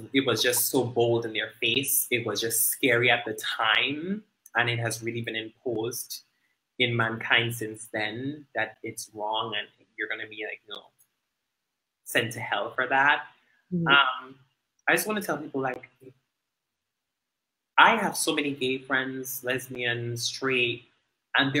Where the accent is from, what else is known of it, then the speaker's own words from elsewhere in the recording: Dominican Republic; growing up in Dominica